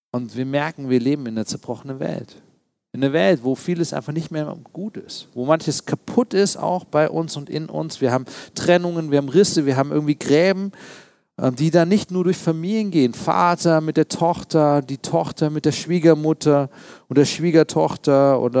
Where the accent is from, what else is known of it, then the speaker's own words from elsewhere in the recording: East Germany, Germany; Als Ostdeutscher musste man damals Witze reißen, auch über die Mauer und solche Dinge.